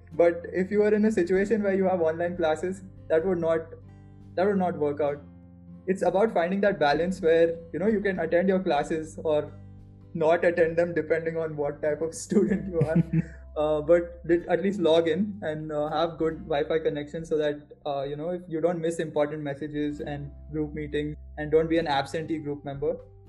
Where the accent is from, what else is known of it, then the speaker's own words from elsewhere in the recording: Bangalore, Karnataka, India; So, I mean, I'm from Bangalore, right? So I've mostly spent my time in the Karnataka area only.